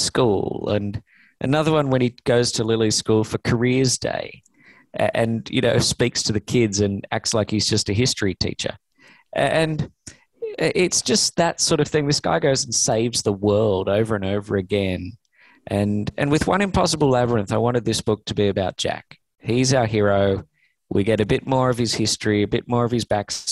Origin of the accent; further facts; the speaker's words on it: Australia; now in Los Angeles, United States; I'm an Australian